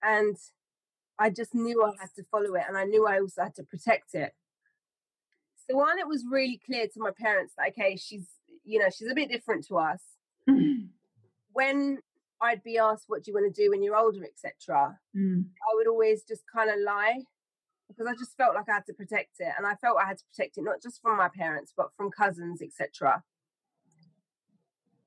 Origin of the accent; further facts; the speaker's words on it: Hounslow, London, United Kingdom; when I was growing up in Hounslow, I never really felt it was a place of creativity.